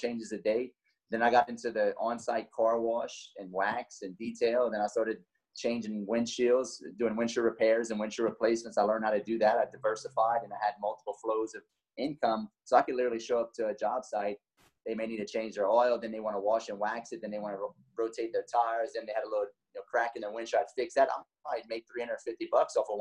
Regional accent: Lafayette, Louisiana, United States; I'm from Lafayette, Louisiana, 38 years old

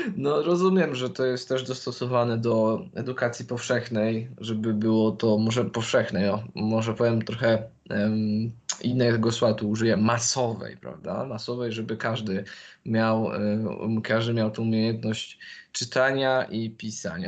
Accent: Poland; also born or lived in London

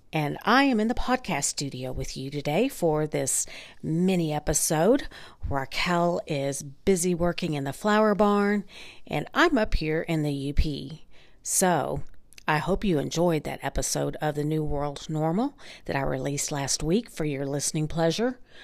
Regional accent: North Texas, United States; my hometown in North Texas

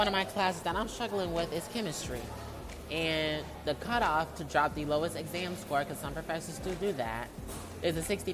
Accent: Detroit, Michigan, United States; moved away as an adult; my hometown, Detroit

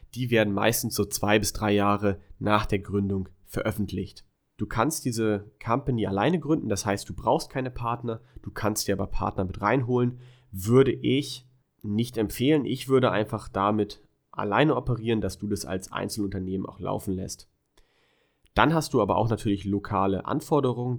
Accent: Germany; moved away; als Deutscher sowieso jederzeit zurück nach Deutschland

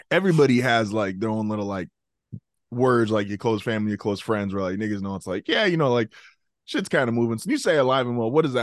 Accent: California, United States; I'm from California

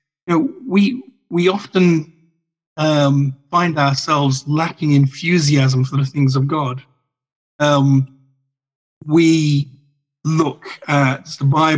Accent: Ireland; an Irishman

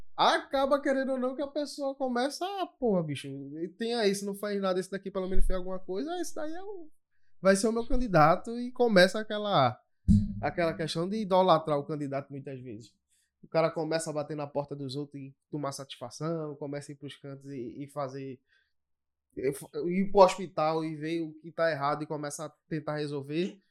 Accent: Olinda, Pernambuco, Brazil; eu sou de Olinda

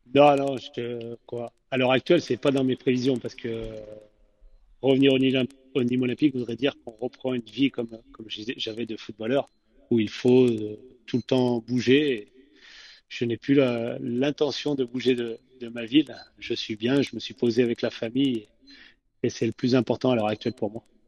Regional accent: Roanne, Auvergne-Rhône-Alpes, France; je suis originaire de, de Rouen

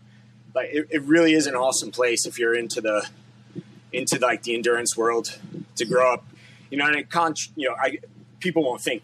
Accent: Long Island, New York, United States; So growing up on Long Island, I've kind of been we're right on the ocean, and there's always been like a tri scene for sure, like on Long Island.

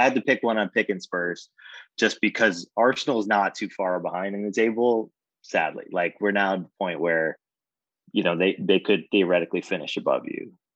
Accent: Jamaica; I'm Jamaican

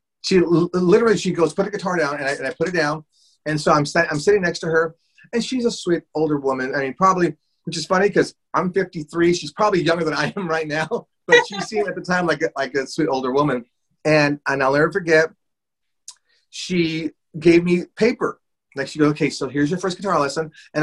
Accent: Los Angeles, California, United States; I grew up in Boyle Heights, which is East Los Angeles area

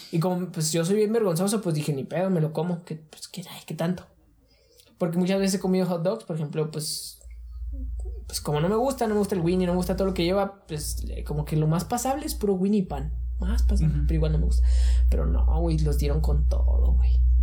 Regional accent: Ciudad Juárez, Chihuahua, Mexico; somos de Juárez

